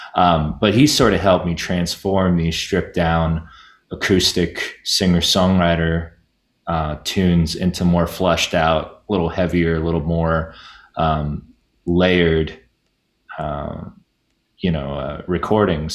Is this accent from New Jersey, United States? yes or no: yes; New Jersey, United States; growing up in New Jersey